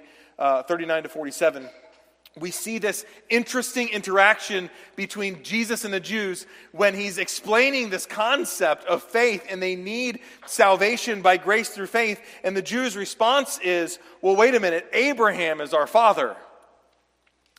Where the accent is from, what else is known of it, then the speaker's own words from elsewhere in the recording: the South, United States; where I was raised down south